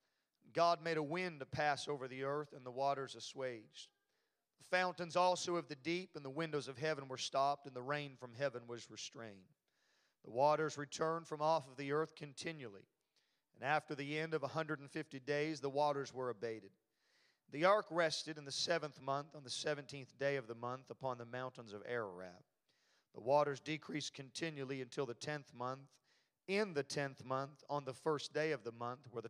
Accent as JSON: {"language": "English", "country": "Canada", "tie": "born or raised there", "moved": "yes", "said": "born and raised in Canada, but I'm glad the Lord introduced me to the South"}